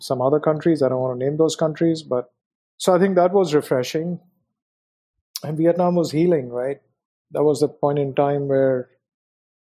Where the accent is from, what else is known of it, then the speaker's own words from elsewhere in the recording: India; moved away as an adult; also born or lived in Hong Kong; So I was born in India, brought up in India, had a wonderful experience in India.